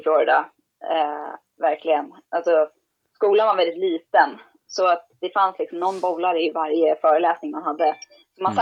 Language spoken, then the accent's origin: Swedish; Sundbyberg, Stockholm County, Sweden; jag är uppvuxen i Sundbyberg